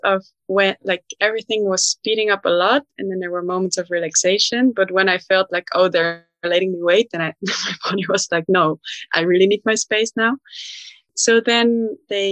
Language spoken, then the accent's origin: English; Netherlands; moved away as an adult; now in Berlin, Germany; I'm from the Netherlands and we have a strong home birth culture